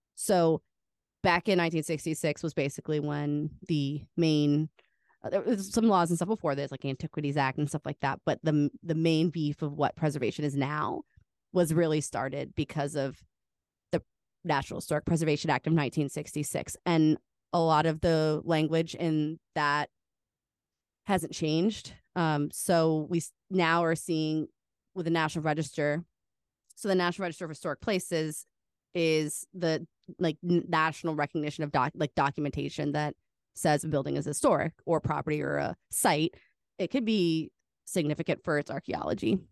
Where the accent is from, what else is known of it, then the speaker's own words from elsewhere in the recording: Cincinnati, Ohio, United States; Cincinnati, um, where I, I live